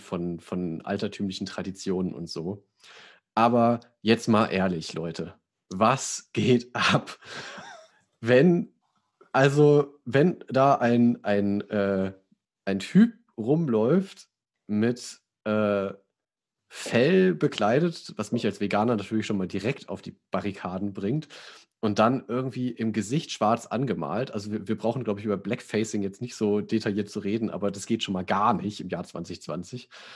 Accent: Sauerland, North Rhine-Westphalia, Germany; ich komme ja aus dem Sauerland, bei uns heißt der Knecht Ruprecht

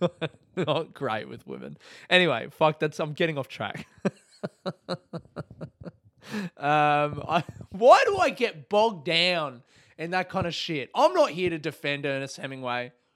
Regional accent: Adelaide, South Australia, Australia; moved away as an adult; now in Melbourne, Australia; born and raised in Adelaide, calling Melbourne home since twenty twelve.

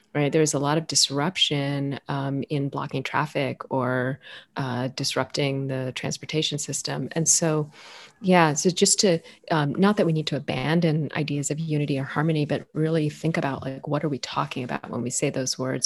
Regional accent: United States; also born or lived in Ethiopia; I was raised in the U.S.

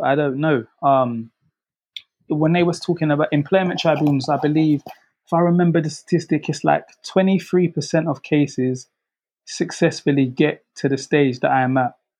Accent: London, United Kingdom; where I grew up in South London

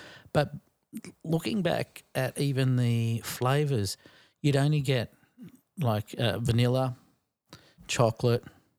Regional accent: Australia; I'm from Australia.

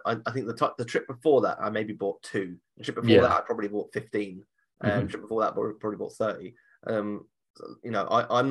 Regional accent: United Kingdom; we're British

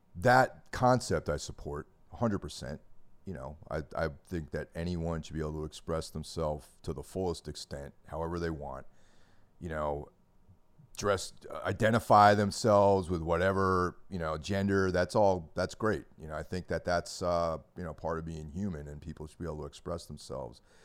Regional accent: New York, United States; now in New Jersey, United States; I grew up in New York

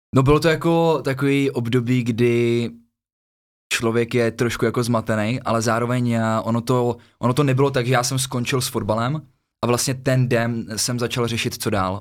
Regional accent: Kotenčice, Central Bohemian Region, Czechia; moved away as an adult; also born or lived in Thailand; já jsem z vesnice z Kotenčic, je to blízko od Příbramy

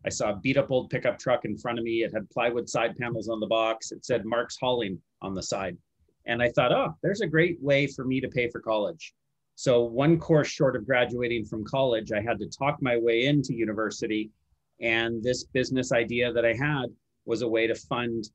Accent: Vancouver, British Columbia, Canada; also born or lived in San Francisco, United States; I've grown up in Vancouver.

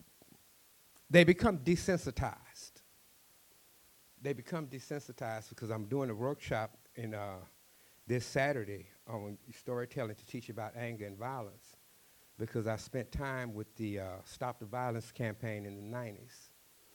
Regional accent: Cajun, Louisiana, United States; accent: Cajun; also born or lived in Texas; my Cajun accent gets thicker and thicker

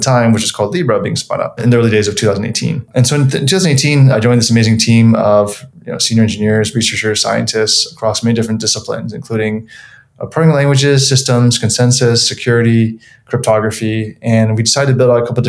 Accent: Hawaii, United States; moved away as an adult; also born or lived in North Carolina / Illinois; I was born and raised in Hawaii, went to a local school there called Punahou

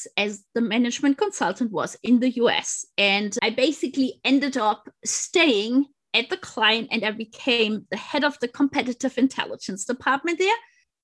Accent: close to Munich, Bavaria, Germany; English is a second language; moved away as an adult; also born or lived in England; I grew up, as you mentioned, close to Munich.

